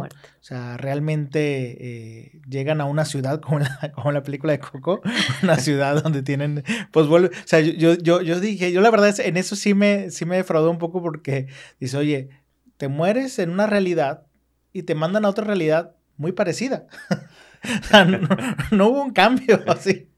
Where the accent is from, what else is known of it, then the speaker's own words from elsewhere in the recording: Mexico; somos mexicanos